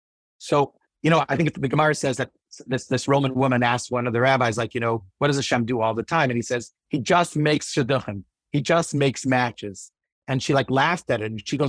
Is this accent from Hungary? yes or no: no; East Brunswick, New Jersey, United States; So, you know, growing up in East Brunswick, I did grow up a lot there, but like being around in East Brunswick, I had the opportunity to meet a lot of great people.